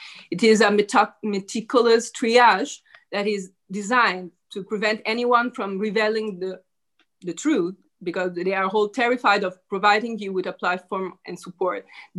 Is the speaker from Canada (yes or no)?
no; Italy